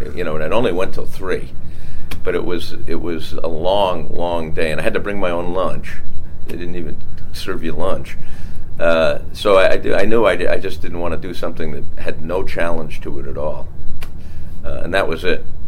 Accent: Bayport, New York, United States; I grew up on Long Island, Bayport, Long Island

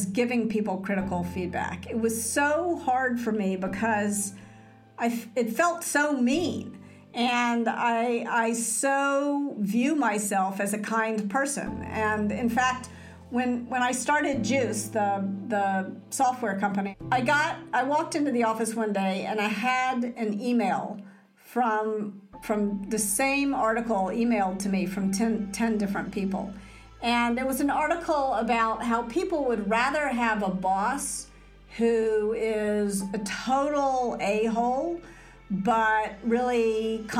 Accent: Memphis, Tennessee, United States; moved away; I was raised in Memphis

